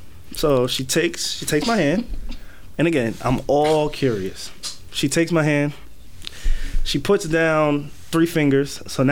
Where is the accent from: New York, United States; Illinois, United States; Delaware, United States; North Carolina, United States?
New York, United States; Because I told her I'm from New York. I'm like, look, I'm not even from here.